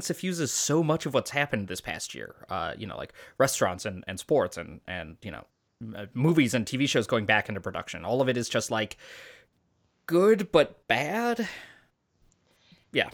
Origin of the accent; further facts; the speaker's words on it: Chicago, Illinois, United States; as a kid growing up in Chicago during this exact time period